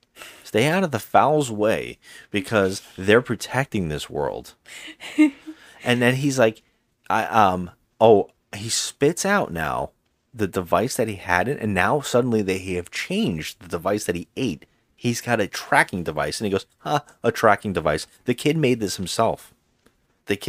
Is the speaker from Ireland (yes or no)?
yes; Ireland; And so, and as an Irish person, fuck this movie. You know, as an Irish person, fuck it.